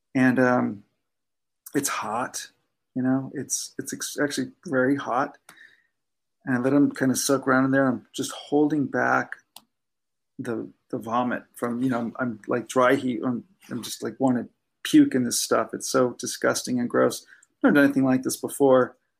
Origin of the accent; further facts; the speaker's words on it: Southern California, United States; I grew up in Southern California